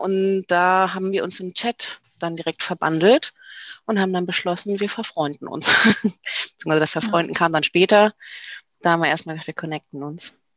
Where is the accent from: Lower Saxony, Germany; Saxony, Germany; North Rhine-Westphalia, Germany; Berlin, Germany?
North Rhine-Westphalia, Germany; Düsseldorf; ich komme ja aus Düsseldorf